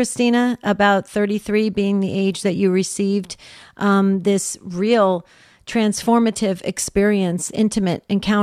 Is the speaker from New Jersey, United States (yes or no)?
yes; New Jersey, United States; I grew up in New Jersey